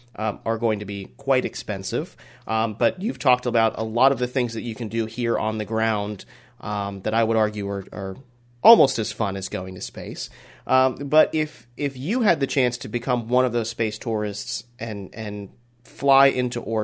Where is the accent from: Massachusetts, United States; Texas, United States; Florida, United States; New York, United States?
Florida, United States; I grew up in Florida my entire life.